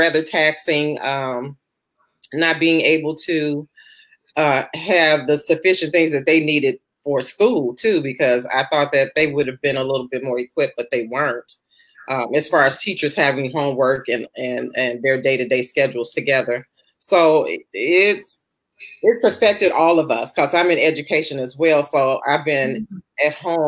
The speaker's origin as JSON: {"language": "English", "town": "Chicago", "region": "Illinois", "country": "United States", "said": "I'm from Chicago"}